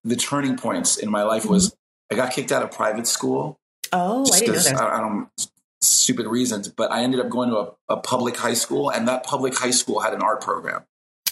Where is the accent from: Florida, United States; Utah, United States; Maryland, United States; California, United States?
Florida, United States; Miami; also born or lived in New York / Denmark; I'm born and raised in Miami. My parents are born in Cuba.